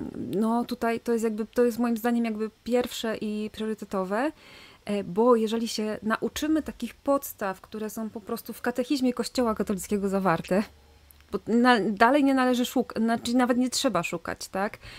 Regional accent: Silesian Voivodeship, Poland; ja jestem ze Śląska, na Śląsku obchodzi się urodziny

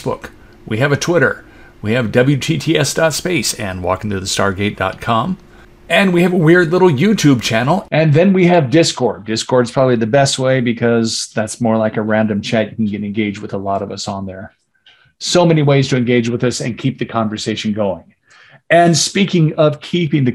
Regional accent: California, United States; I'm one of the few Californians

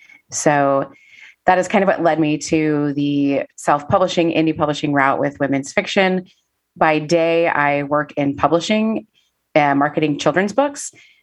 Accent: Kansas City, Missouri, United States; now in Nashville, United States; Yeah, I am originally from Kansas City, Missouri. Moved to Nashville in 2005. Well, technically December 31st, 2004.

